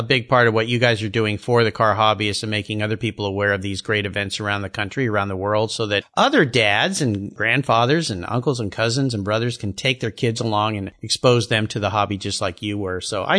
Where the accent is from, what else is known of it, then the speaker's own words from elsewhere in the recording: Southern California, United States; I grew up in Southern California, as my listeners know.